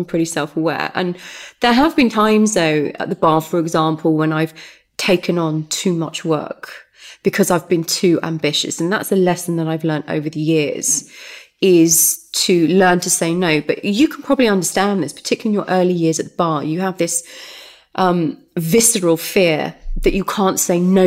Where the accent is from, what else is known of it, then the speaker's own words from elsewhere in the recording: Derby, East Midlands, United Kingdom; moved away as an adult; Home is the East Midlands. Derby, City of Champions.